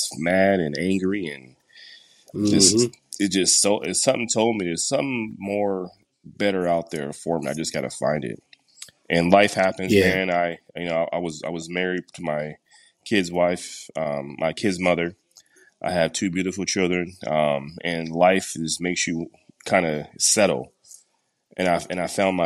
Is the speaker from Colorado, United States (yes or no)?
yes; Denver, Colorado, United States; also born or lived in Texas; I grew up in Denver, middle school, high school, and some elementary school as well